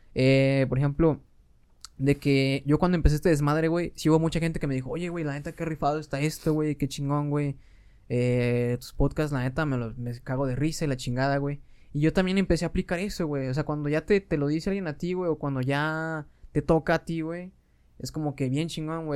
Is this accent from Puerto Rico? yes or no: no; Mexico; como pinches mexicanos